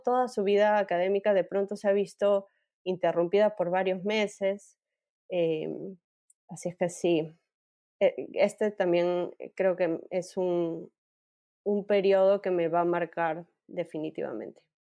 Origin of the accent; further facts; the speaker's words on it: Peru; Soy peruana, más peruana